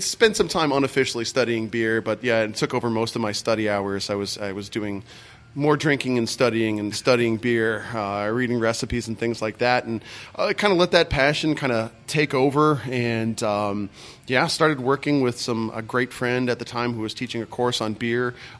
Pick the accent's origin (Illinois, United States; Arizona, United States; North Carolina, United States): Arizona, United States; moved away; I was from Arizona.